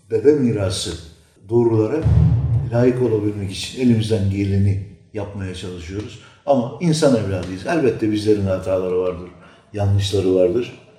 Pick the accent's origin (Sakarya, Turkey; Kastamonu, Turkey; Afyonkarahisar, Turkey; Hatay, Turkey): Sakarya, Turkey; Adapazarı; Türkmeniz. Sonra 90 çarpında Adapazarı'na gelmişiz.